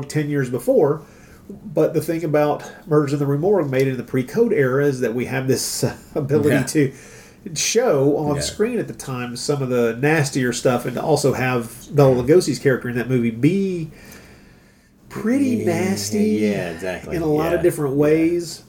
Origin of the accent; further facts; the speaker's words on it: United States; I'm an American